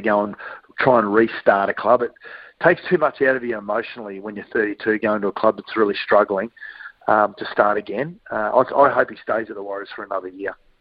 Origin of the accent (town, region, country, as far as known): Queensland, Australia